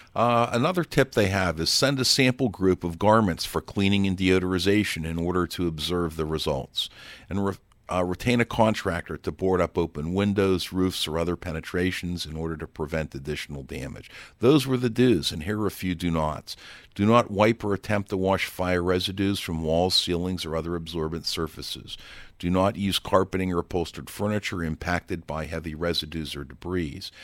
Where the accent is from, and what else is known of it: Pittsburgh, Pennsylvania, United States